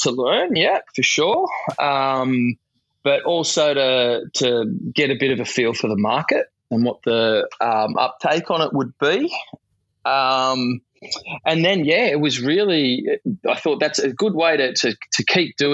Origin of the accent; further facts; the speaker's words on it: Sutherland Shire, New South Wales, Australia; But I wanted to bring it to my hometown